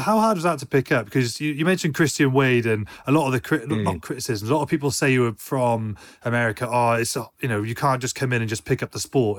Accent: United Kingdom; as a Brit

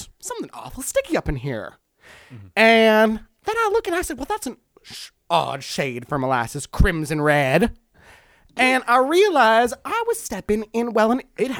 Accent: the South, United States; I'm a person from the South. I respect authority.

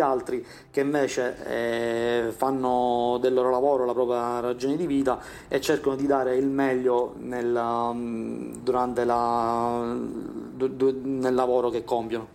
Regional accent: Syracuse, Sicily, Italy; moved away as an adult; attualmente viviamo a Siracusa, che è la mia città natale

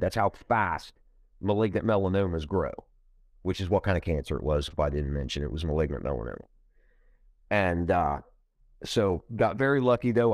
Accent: Ohio, United States; I'm from Ohio, um, you know, uh, I was born in Ohio, uh, I've been here my whole life.

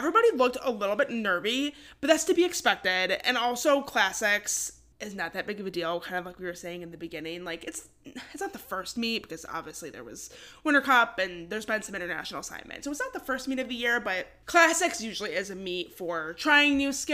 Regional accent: Michigan, United States; we're from Michigan

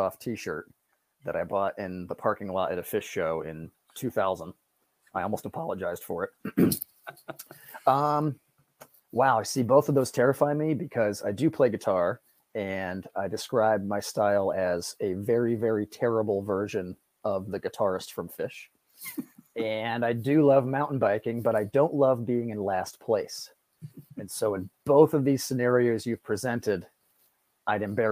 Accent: Connecticut, United States; moved away as an adult; now in Shelburne Falls, United States; I'm from Connecticut, not too far away

